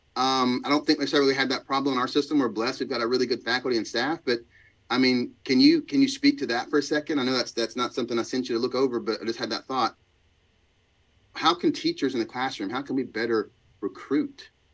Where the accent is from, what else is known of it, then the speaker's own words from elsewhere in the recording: Georgia, United States; we're from Georgia